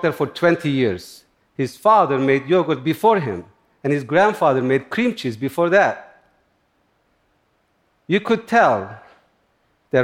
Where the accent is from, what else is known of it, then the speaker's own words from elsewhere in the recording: Turkey; also born or lived in upstate New York, United States; now in United States; I grew up in Turkey, in a similar environment, near the Kurdish mountains.